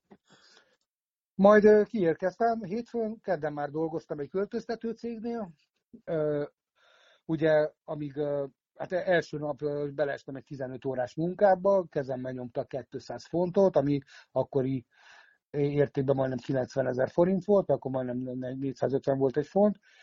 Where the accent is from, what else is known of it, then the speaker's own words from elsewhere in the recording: Szentendre, Pest, Hungary; moved away as an adult; also born or lived in Budapest / England; now in United Kingdom; Budapesten születtem, de Szentendrén nevelkedtem.